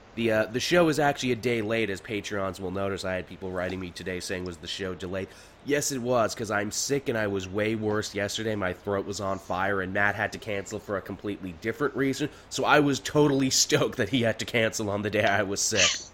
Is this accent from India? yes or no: no; Canada; as a Canadian